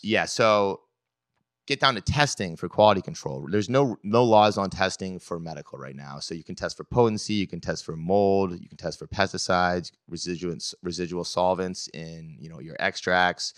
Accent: Belgrade, Maine, United States; I was born in Maine, uh, a town called Belgrade.

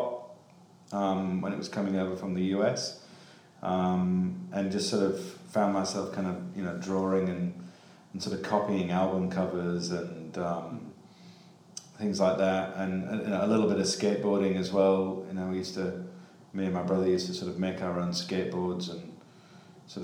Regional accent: Cottingham, Yorkshire and the Humber, United Kingdom; moved away; I'm originally from a small town called Cottingham, just on the outskirts of Hull in East Yorkshire

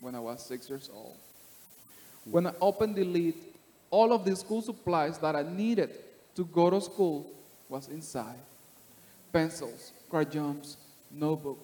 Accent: Panama City, Panama; moved away; I'm from Panama City, Panama. I was born and raised in the slums, in the ghetto

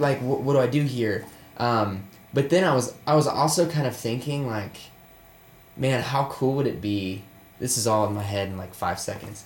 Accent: Murfreesboro, Tennessee, United States; I grew up in Murfreesboro, Tennessee. It's um, 40 minutes south of Nashville.

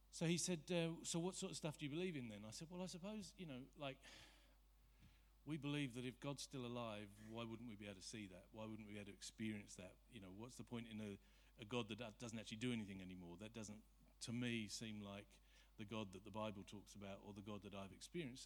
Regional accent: Surrey, South East England, United Kingdom; I'm from Surrey.

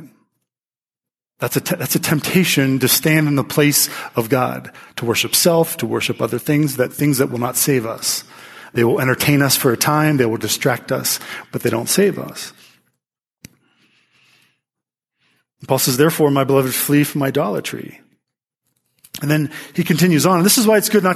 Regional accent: Pittsburgh, Pennsylvania, United States; I'm from Pittsburgh

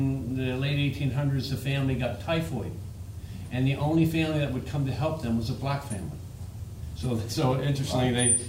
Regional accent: Barnesville, Ohio, United States; now in Maine, United States; I spent my whole childhood in Barnesville, Ohio. I first came to Maine when I was 17 years old.

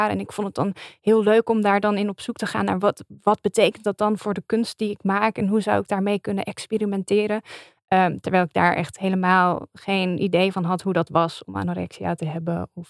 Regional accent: Limburg, Netherlands; accent: Limburgish; En ik heb daar dus meteen eh, mijn Limburgse roots met mijn accent laten vallen.

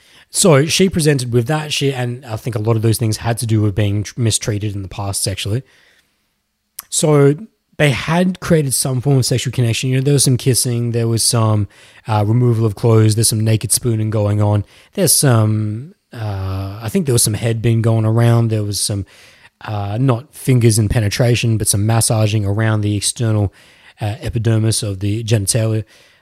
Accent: Melbourne, Victoria, Australia; born there; I'm not even from Melbourne, but I was born there.

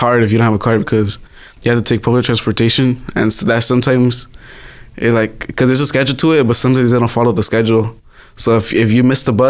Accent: Earlimart, California, United States; My hometown is mostly like undocumented people. So like right here is a lot of field workers. You know, that's where I come from.

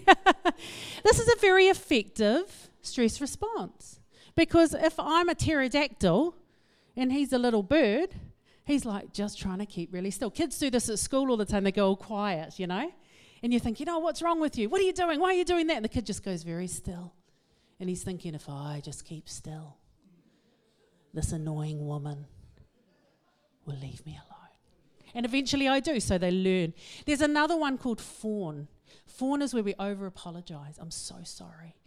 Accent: Auckland, New Zealand; I am from West Auckland

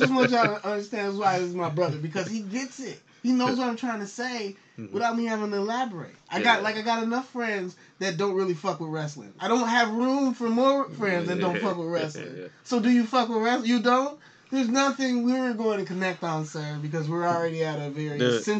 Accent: Chicago, Illinois, United States; I'm still from Chicago.

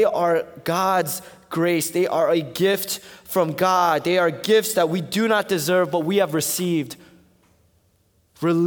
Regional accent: East Coast, United States; I'm from the East Coast

